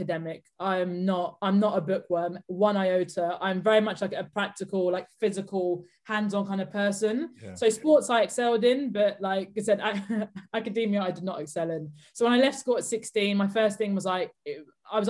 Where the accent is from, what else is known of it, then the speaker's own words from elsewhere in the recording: Buckinghamshire, South East England, United Kingdom; I grew up outside of London in the suburbs of Buckinghamshire.